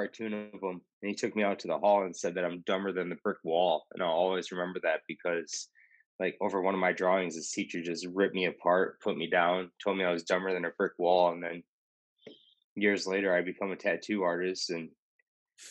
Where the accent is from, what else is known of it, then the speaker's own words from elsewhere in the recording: Rockford, Illinois, United States; now in Austin, United States; The shop that I first got my apprenticeship at was called Skin Candy in Rockford, Illinois, and that's my hometown